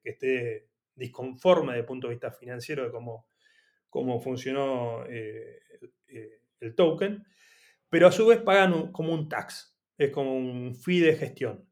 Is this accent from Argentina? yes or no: yes; Argentina; yo soy argentino